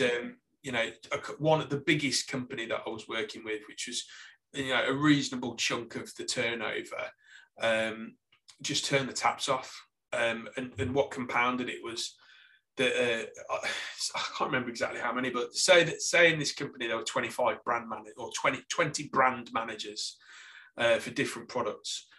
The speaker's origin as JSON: {"language": "English", "town": "Lichfield", "region": "West Midlands", "country": "United Kingdom", "also_born_or_lived": "Stoke-on-Trent / Australia", "accent": "Staffordshire", "moved": "as an adult", "lives_now": "Salisbury, United Kingdom", "said": "I, am originally from Lichfield, which is actually in Staffordshire"}